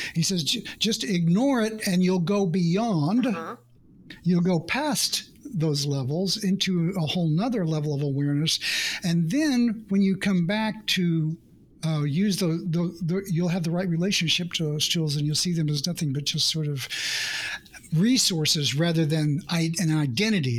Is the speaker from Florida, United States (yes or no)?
no; Oklahoma, United States; I grew up in the Midwest in Oklahoma, in the United States